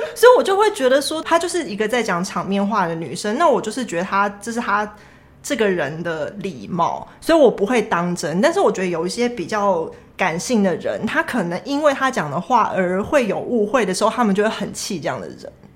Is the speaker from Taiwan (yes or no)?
yes; Taiwan; 我是台湾人